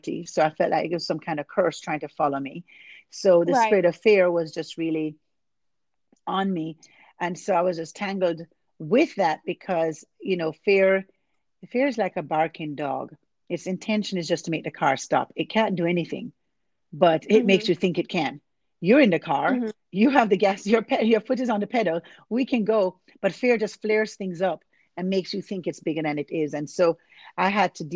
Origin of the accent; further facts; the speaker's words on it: Jamaica; moved away as an adult; now in Arlington, United States; I was born and raised in Jamaica